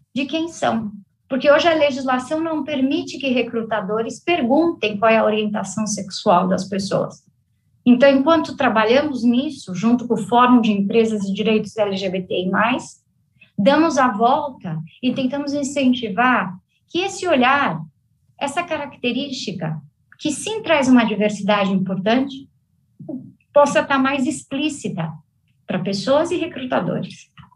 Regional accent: Brazil; moved away as an adult; also born or lived in Cincinnati, United States; a minha empresa na minha terra natal, hum, o Brasil

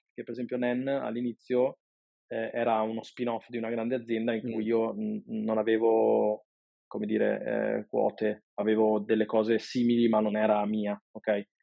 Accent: Padua, Veneto, Italy; sono un padovano di 36 anni

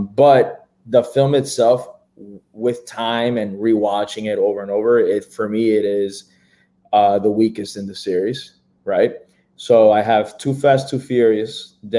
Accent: Miami, Florida, United States; I'm from Miami

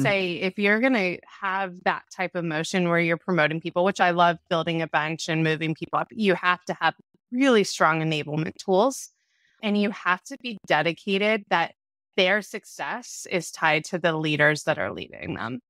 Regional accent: Orange County, California, United States; I grew up in Orange County, California

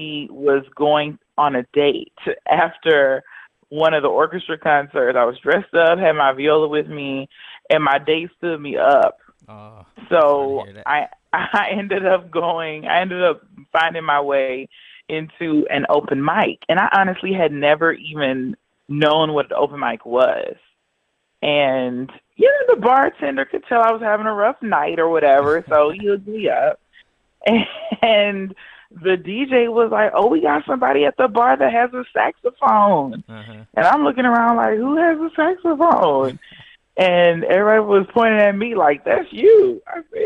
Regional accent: Houston, Texas, United States; Houston, where I was born and raised in Houston, Texas.

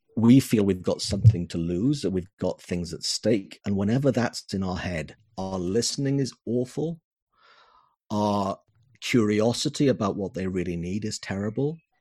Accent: Wales, United Kingdom; Wales, the country of my birth, the country of my heart

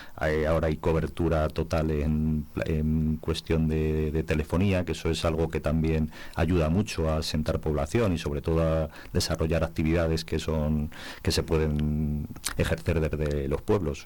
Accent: Cabezuela, Castile and León, Spain; now in Valverde del Majano, Spain; de ser de Cabezuela, identificarme y que me identifiquen con, con mi pueblo de nacimiento

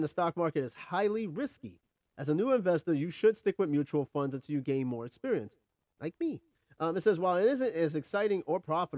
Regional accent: New York, United States; growing up in New York

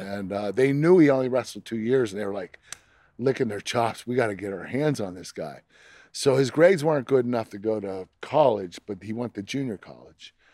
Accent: Pittsburgh, Pennsylvania, United States; I love Pittsburgh. I love my hometown

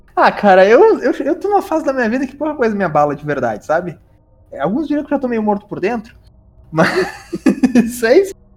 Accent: South Region, Brazil; eu que sou do Sul

